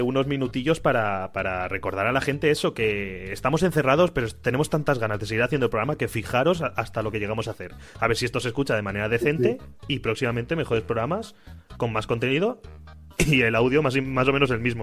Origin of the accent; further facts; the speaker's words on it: Xixona, Valencian Community, Spain; en Gijona, en mi casa